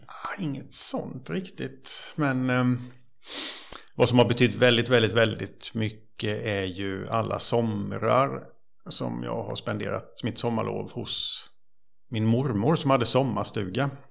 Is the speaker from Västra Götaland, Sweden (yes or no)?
no; Bankeryd, Jönköping County, Sweden; jag är uppvuxen i, eh, Trånghalla, eller Bankeryd kan man säga, på Vätterns